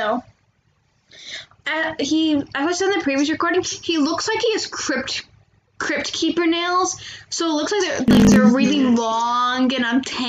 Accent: United States; me being an American and her being Irish.

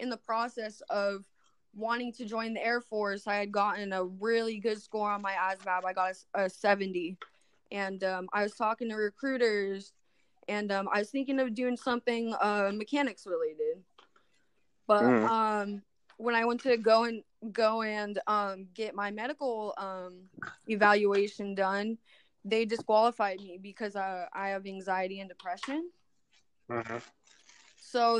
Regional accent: Avalon, California, United States; also born or lived in Los Angeles; I grew up on Catalina Island and I moved over to Los Angeles when I was 18

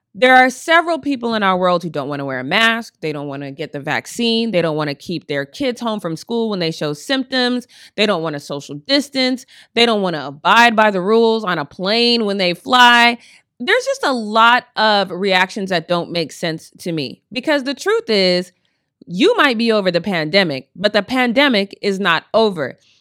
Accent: Colorado, United States; now in Long Beach, United States; I'm from Colorado

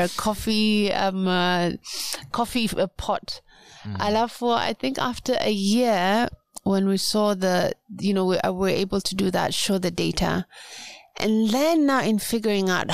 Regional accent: Pate Island, Lamu County, Kenya; I'm from Lamu, Kenya, from Pate Island, which is on the north coast of Kenya

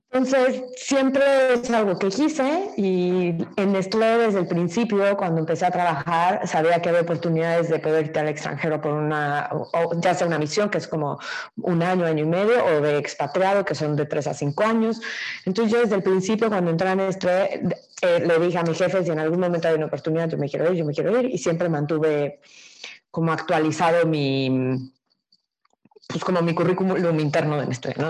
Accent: Mexico

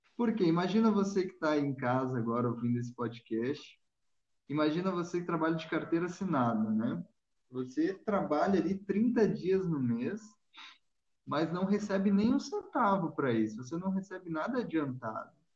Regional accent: Rio Grande do Sul, Brazil; sou gaúcho

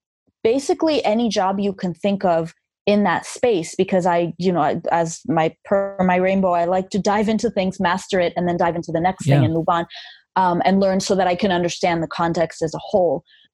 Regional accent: Armenia; English is a second language; I learned English by listening to … records. I still have the record that my parents smuggled into Armenia in the 80s because you couldn't just openly buy a lot of things in Armenia at that time.

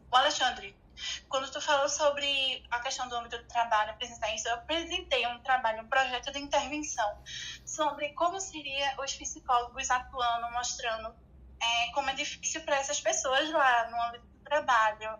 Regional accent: Recife, Pernambuco, Brazil; aqui na minha cidade de Recife, Pernambuco

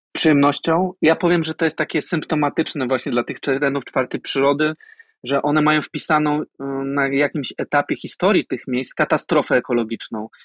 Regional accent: Poznań, Greater Poland, Poland; Ja wychowałem się w mieście, w Poznaniu

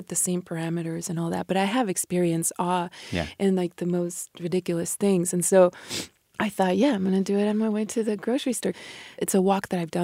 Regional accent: Mexico; born or raised there; first language Spanish; English is a second language; moved away

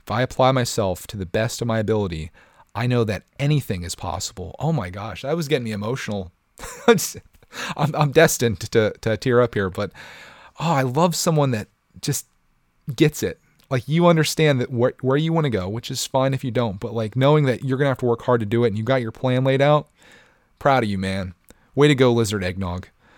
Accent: England, United Kingdom; now in Thailand; So for the past 2 years, I've been living in Thailand. However, I'm from England.

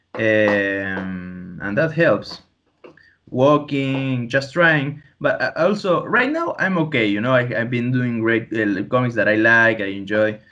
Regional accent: Tandil, Buenos Aires Province, Argentina; I'm even actually right now in my uh, childhood home

